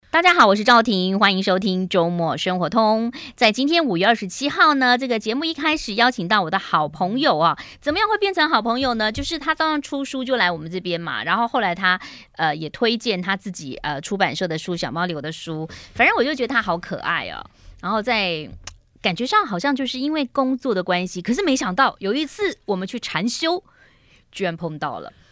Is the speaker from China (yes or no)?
no; Yilan County, Taiwan; 我小时候在宜兰的盛后幼稚园